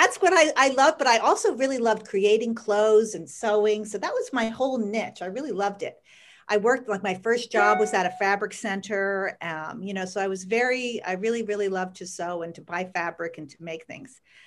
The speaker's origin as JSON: {"language": "English", "town": "Bethlehem", "region": "Pennsylvania", "country": "United States", "tie": "born or raised there", "said": "And I grew up in Bethlehem, and I went to Freedom High School"}